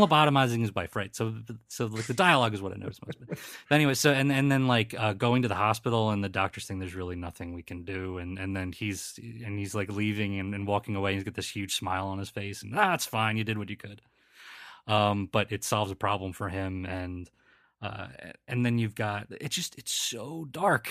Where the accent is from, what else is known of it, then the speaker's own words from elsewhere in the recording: Philadelphia, Pennsylvania, United States; accent: Philly; my Philly accent